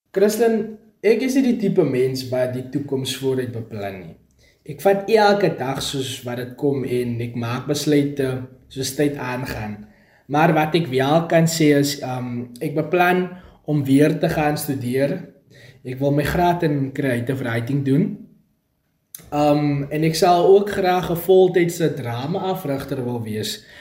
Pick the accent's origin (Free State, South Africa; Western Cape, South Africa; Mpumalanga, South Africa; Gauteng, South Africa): Western Cape, South Africa; a small town near Vredendal; Ek is gebore daar in die Karis wêreld en ek het groot geword op 'n klein dorpie genaamd Redport, daar in die Vredendal omgewing.